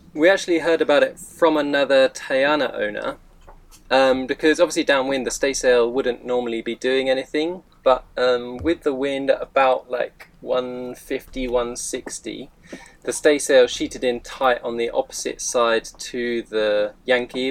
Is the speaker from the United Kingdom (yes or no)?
yes; United Kingdom; moved away; I'm from the UK